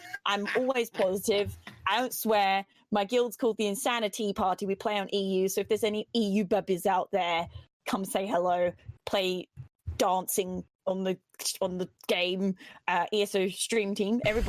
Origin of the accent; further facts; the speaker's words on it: United Kingdom; I'm British and it's late here.